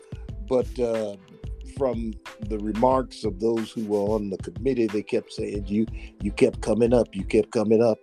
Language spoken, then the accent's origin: English; Summit, Illinois, United States; also born or lived in Ohio; now in Indiana, United States; My mother lives in Maywood, Illinois, and I grew up in Argo Summit, Illinois